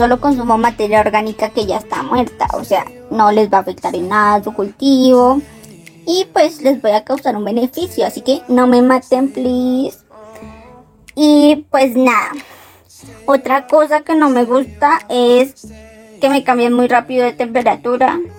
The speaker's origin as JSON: {"language": "Spanish", "region": "Antioquia", "country": "Colombia", "said": "Por eso vengo desde Antioquia para acá a, que me escuchen."}